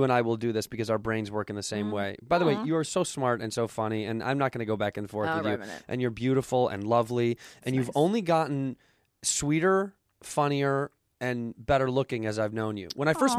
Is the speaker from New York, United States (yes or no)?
no; Chicago, Illinois, United States; when I was young, if somebody told me they were a White Sox fan because I was from the North Side of Chicago, I'd be like, fucking loser.